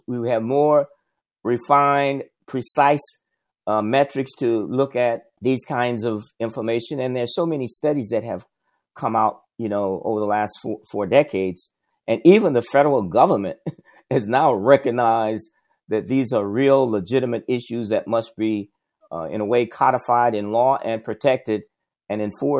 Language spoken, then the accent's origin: English; South Alabama, United States; I grew up in the South, Jim Crow South. I grew up in a in Alabama, in South Alabama, and went to all black elementary, middle, and high school. In my neighborhood, it was all black.